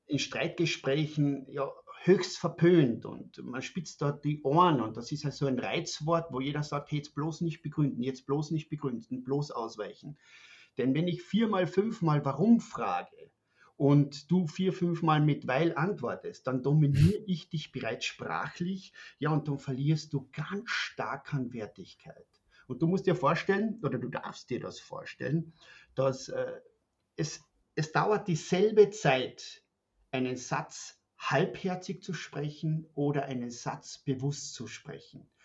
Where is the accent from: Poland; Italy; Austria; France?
Austria; moved away as an adult; now in Germany; Man hört das, ich bin ein Österreicher, wohne seit fünf Jahren in Deutschland